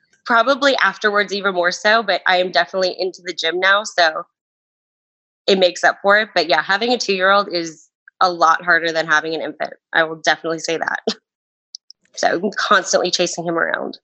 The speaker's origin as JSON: {"language": "English", "town": "Tucson", "region": "Arizona", "country": "United States", "tie": "born or raised there", "said": "I was born and raised in Tucson, Arizona."}